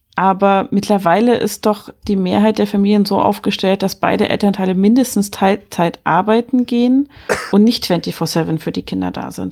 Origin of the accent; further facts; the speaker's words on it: Germany; bei uns in Deutschland